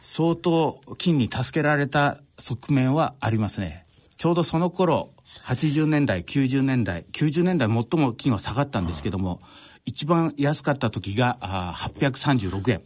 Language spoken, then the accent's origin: Japanese; Noto Peninsula, Ishikawa, Japan; 私の田舎は石川県の能登半島